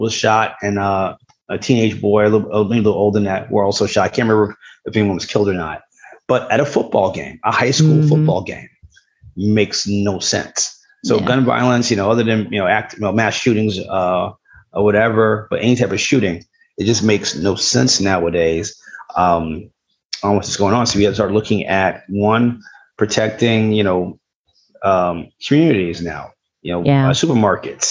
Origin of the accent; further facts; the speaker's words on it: New York City, New York, United States; growing up in New York City